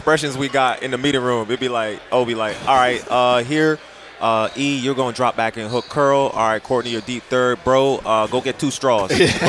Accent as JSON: {"language": "English", "country": "Canada", "moved": "yes", "lives_now": "United States", "said": "I came from Canada, went to the States, walked on."}